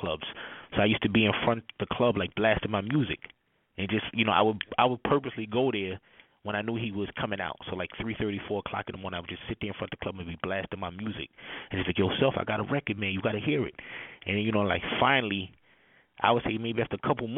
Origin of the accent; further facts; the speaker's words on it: New York City, New York, United States; I'm from Brooklyn, New York